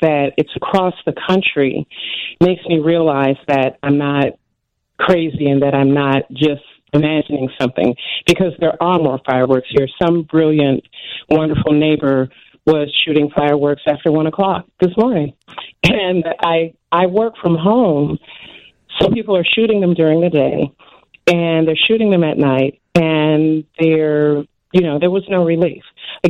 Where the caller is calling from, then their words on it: Chicago, Illinois, United States; I am calling from the South Side